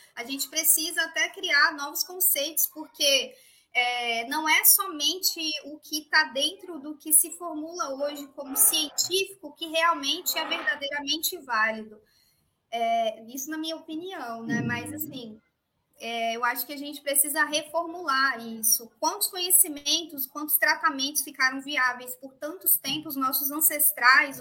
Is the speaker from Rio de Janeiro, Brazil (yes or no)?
no; interior of Minas Gerais, Brazil; Eu também sou do interior de Minas